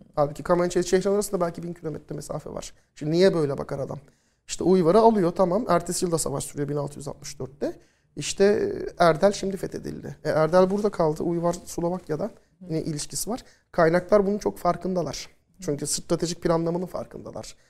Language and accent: Turkish; Turkey; ilk Türk öğrenci ben oluyorum.